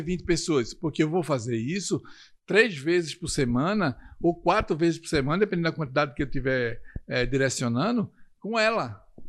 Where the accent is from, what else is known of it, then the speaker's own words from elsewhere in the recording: Recife, Pernambuco, Brazil; moved away; quando eu desço no aeroporto em Recife, que é a minha terra natal